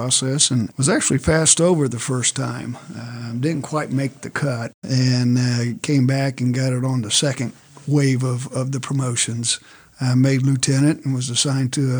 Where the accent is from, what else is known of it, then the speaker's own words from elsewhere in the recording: United States; also born or lived in Arizona; I'm from Wayne Township here